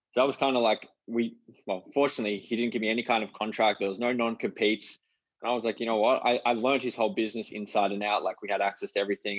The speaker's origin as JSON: {"language": "English", "town": "Canberra", "region": "Australian Capital Territory", "country": "Australia", "tie": "born or raised there", "moved": "yes", "lives_now": "Gold Coast, Australia", "said": "we grew up together in Canberra."}